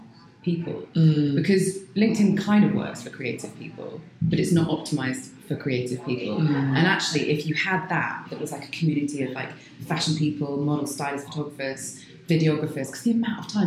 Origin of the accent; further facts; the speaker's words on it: London, United Kingdom; I am a Londoner